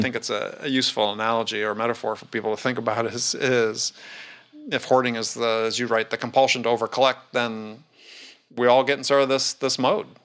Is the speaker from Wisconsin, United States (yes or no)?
yes; Wisconsin, United States; I almost ended up growing up in Knoxville, instead of, instead of Wisconsin